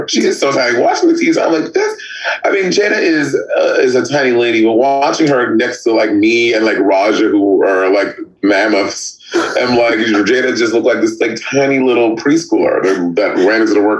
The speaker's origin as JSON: {"language": "English", "region": "Northern Ireland", "country": "United Kingdom", "said": "And I cannot believe that my own countrymen, because I am Northern Irish, did this to me."}